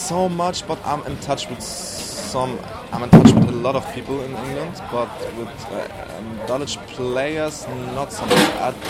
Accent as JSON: {"language": "English", "region": "Hamburg", "country": "Germany", "tie": "born or raised there", "said": "I'm born and raised in Hamburg, yeah."}